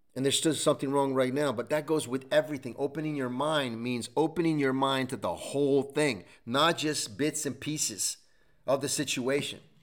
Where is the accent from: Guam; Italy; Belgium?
Italy; English is a second language; moved away; Growing up in Italy as well, we lost everything